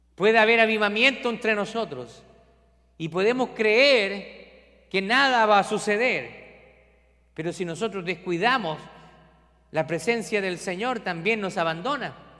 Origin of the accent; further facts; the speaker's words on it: Chile; now in Scranton, United States; yo soy de Chile